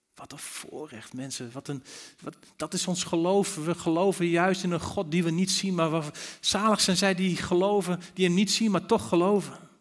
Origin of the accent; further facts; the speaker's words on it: Netherlands; als Nederlanders